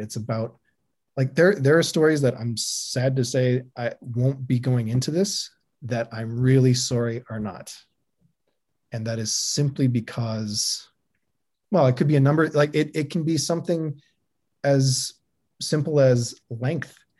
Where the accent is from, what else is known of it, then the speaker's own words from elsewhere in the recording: Canada; being Canadian